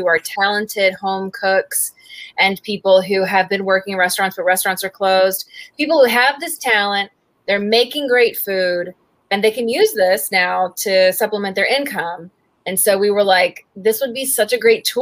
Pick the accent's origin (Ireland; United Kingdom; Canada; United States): United States; Raleigh, North Carolina; I'm from Raleigh and I grew up here